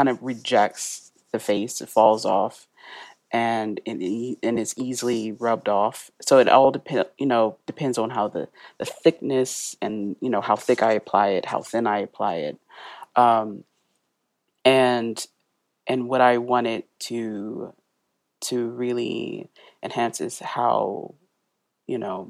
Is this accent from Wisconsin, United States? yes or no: no; Mississippi, United States; accent: country; moved away as an adult; now in Oxford, United Kingdom; we're all from Mississippi